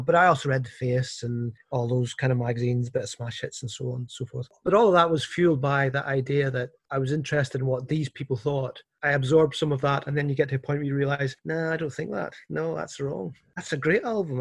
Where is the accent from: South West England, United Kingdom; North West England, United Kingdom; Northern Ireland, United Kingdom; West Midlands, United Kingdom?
Northern Ireland, United Kingdom; also born or lived in Scotland; now in Glasgow, United Kingdom; I, I grew up in Northern Ireland